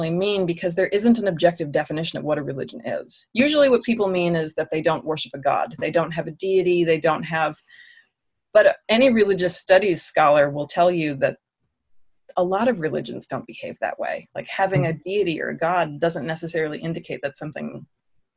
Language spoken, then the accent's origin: English; Alexandria, Virginia, United States; moved away as an adult; also born or lived in Washington, District of Columbia, United States; now in Raleigh, United States; I was born in DC and I grew up in Alexandria, Virginia.